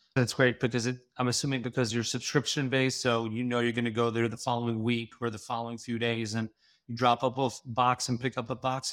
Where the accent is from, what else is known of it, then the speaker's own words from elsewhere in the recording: India; Being Indian